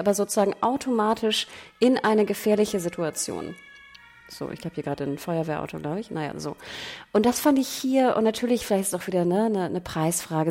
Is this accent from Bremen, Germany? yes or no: no; Hamburg, Germany; als Hamburgerin